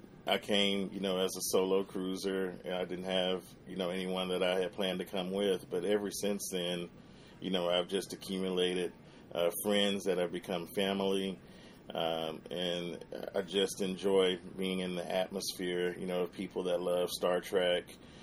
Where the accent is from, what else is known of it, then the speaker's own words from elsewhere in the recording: Missouri, United States; also born or lived in Memphis; I'm from Missouri via Memphis, Tennessee.